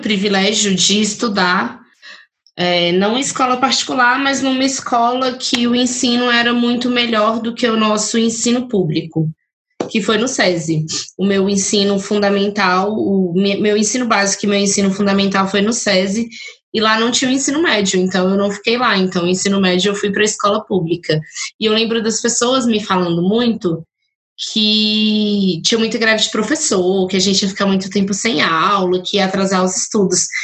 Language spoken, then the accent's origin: Portuguese; Ceilândia, Federal District, Brazil